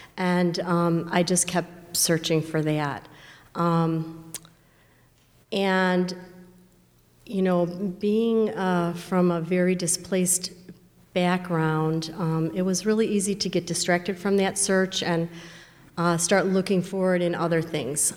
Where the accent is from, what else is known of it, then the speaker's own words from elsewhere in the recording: Chicago, Illinois, United States; I grew up in the Chicago area.